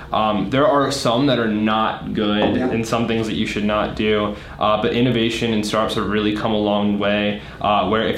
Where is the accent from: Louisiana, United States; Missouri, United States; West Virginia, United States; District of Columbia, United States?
District of Columbia, United States; Washington; moved away; also born or lived in Charlotte, North Carolina; We're from DC originally